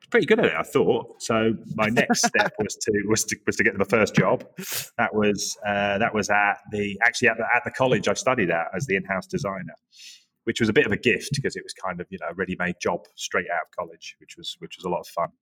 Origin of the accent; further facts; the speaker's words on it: Norwich, East of England, United Kingdom; also born or lived in Yorkshire / Leeds; now in New York City, United States; I'm originally from the Norwich area, but um, I feel like an adopted Yorkshireman because I lived there so long